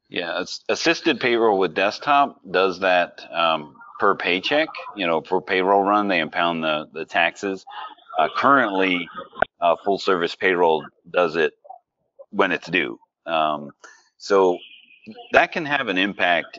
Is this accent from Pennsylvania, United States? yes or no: yes; Pennsylvania, United States; moved away; I'm originally from Pennsylvania